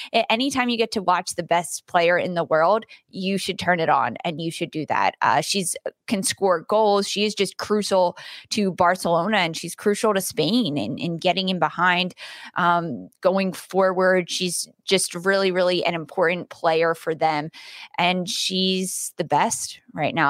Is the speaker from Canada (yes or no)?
yes; Canada; a Canadian person